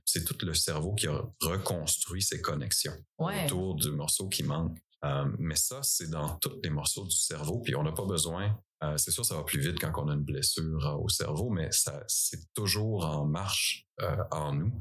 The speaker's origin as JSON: {"language": "French", "region": "Eastern Quebec", "country": "Canada", "tie": "born or raised there", "moved": "as an adult", "said": "c'est ici que j'ai grandi"}